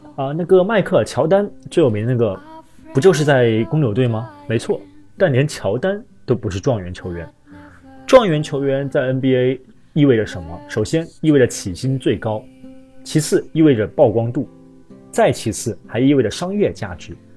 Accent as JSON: {"language": "Chinese", "country": "China", "said": "我们中国人"}